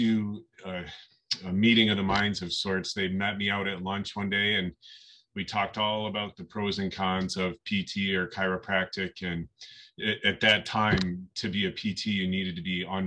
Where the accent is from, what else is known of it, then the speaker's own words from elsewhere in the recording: Western New York, United States; I grew up in Western New York